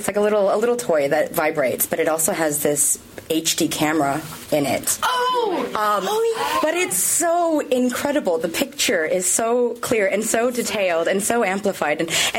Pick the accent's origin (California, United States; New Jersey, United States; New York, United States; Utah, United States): California, United States; accent: American; moved away as an adult; also born or lived in Australia; now in Sydney, Australia; So if I am from the States. I'm from California originally, but but I'm Aussie as well now.